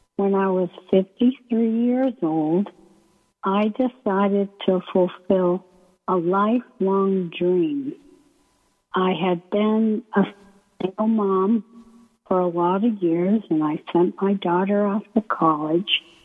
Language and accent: English; Maine, United States; moved away as an adult; also born or lived in San Francisco; I come from Maine